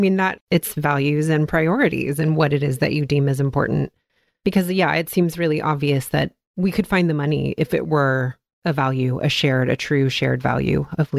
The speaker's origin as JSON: {"language": "English", "town": "Richardson", "region": "Texas", "country": "United States", "tie": "born or raised there", "said": "Well, I grew up in the Dallas area. I grew up in Richardson."}